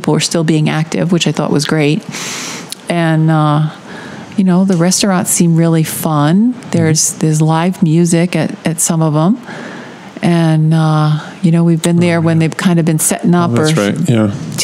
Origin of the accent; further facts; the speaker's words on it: Rhode Island, United States; moved away as an adult; now in Florida, United States; I'm from Rhode Island